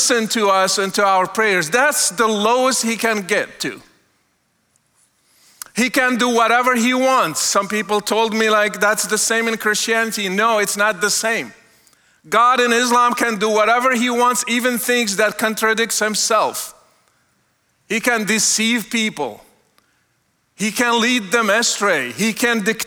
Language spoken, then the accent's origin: English; Morocco; moved away; I was born and raised in Morocco